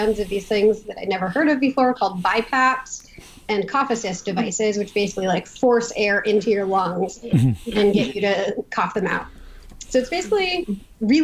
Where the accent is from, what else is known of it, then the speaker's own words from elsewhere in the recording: San Francisco, California, United States; moved away as an adult; also born or lived in New York City, United States; now in Haifa, Israel; I'm originally from San Francisco